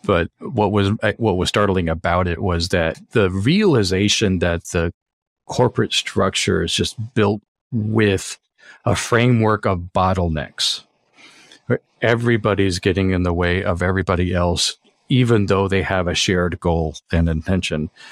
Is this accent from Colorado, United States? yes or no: yes; Colorado, United States; moved away as an adult; now in Los Angeles, United States; I grew up in Colorado and moved out to L A about, well, it's hard to say, but I think about twenty years ago.